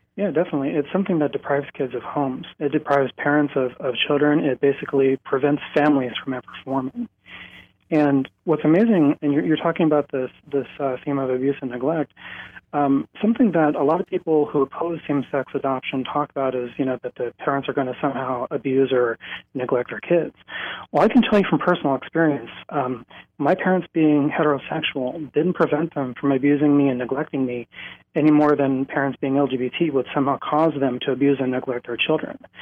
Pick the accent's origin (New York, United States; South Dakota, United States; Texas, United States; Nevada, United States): South Dakota, United States; I came back to my home in South Dakota